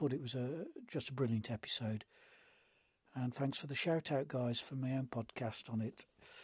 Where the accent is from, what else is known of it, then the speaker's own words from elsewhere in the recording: United Kingdom; being a Brit